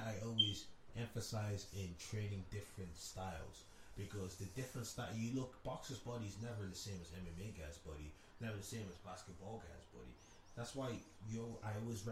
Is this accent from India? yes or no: no; Ireland; growing up in Ireland